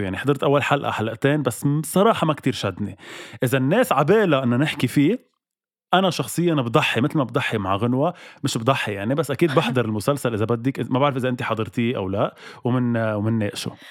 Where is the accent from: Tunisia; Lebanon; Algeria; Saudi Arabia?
Lebanon; أنا اليوم كلبناني موجود بلبنان